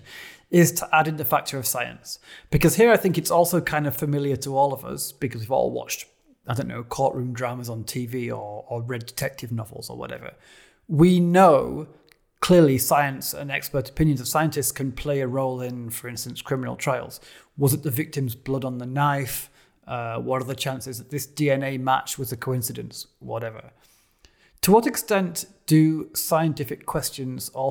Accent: United Kingdom; As a Brit who used to work in European politics

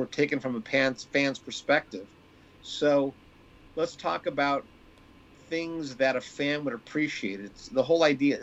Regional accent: Manhattan Beach, California, United States; growing up in Manhattan Beach, being one of the handful of Jewish families in the South Bay

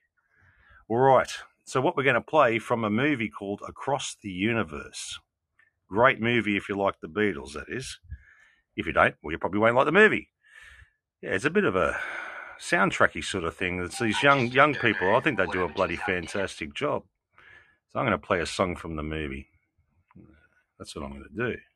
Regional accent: Australia; I'm from I'm from Australia

